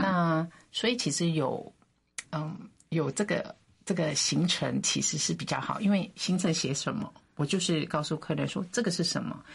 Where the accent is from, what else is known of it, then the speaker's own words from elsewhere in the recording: Philippines; moved away as an adult; also born or lived in United States; now in Taiwan; 我父母其实就已经在菲律宾出生了